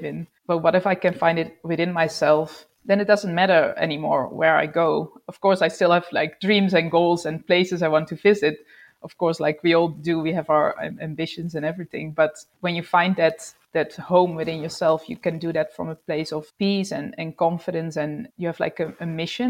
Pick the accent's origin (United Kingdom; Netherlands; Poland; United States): Netherlands; moved away as an adult; also born or lived in Sydney, Australia / Melbourne, Australia; we moved to the Netherlands, where I'm from